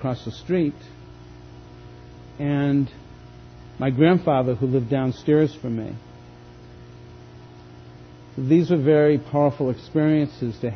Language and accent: English; Boston, Massachusetts, United States; moved away; Growing up outside of Boston in the late 50s, early 60s